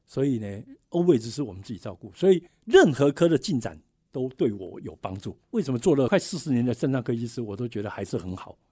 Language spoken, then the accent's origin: Chinese; Taiwan; 我们台湾人